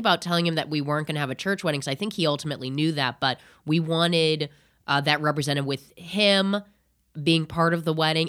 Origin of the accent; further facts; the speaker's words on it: Indiana, United States; I'm from Indiana originally.